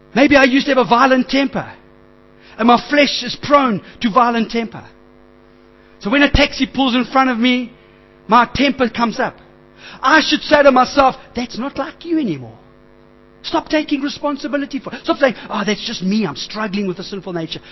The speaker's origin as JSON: {"language": "English", "town": "Springs", "region": "Gauteng", "country": "South Africa", "tie": "born or raised there", "said": "I grew up in Springs."}